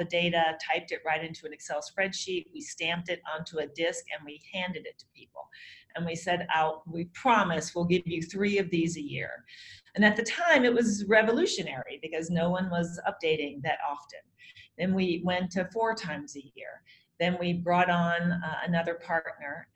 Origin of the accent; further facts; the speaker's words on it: Nashville, Tennessee, United States; moved away as an adult; also born or lived in St. Louis, Missouri; now in New York, United States; I grew up in Nashville, Tennessee, and I moved to New York to be an actress.